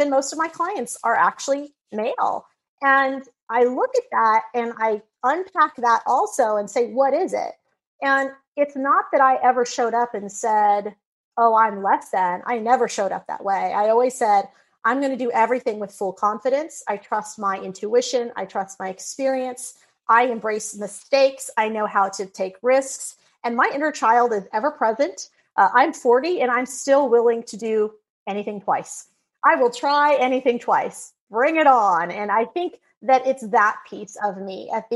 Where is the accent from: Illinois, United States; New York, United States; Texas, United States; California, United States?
Texas, United States; there was this little country bumpkin school out in Texas